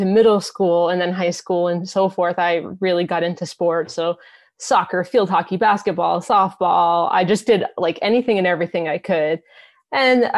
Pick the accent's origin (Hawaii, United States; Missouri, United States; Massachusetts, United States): Massachusetts, United States; I am from Massachusetts